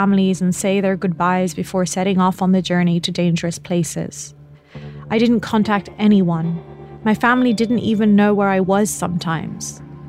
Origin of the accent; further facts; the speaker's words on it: Rafah, Gaza Strip, Palestine; it was my duty to cover the invasion since it was my hometown. I was the only journalist from Gaza to visit Rafah